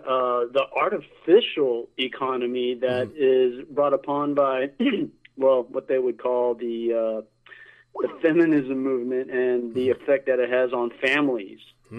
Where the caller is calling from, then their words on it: Sarasota, Florida, United States; Hey, Mike. It's … from Sarasota.